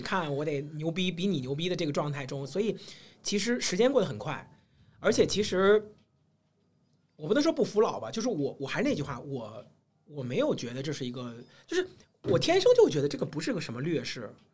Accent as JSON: {"language": "Chinese", "country": "China", "said": "我们中国人讲究三十而立嘛"}